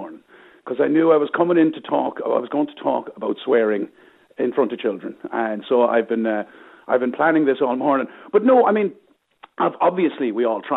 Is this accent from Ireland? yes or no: yes; Limerick, Munster, Ireland; I grew up in Moyross in Limerick